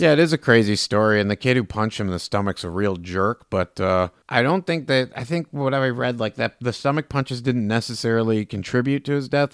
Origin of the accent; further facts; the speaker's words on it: Farmington Hills, Michigan, United States; As a child growing up in the eighties and nineties here in Michigan, I grew up in Farmington Hills